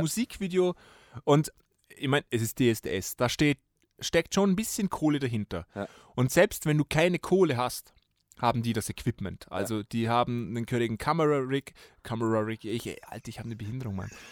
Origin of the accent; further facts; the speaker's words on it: Vorarlberg, Austria; Vorarlberger Sender, wo ich herkomme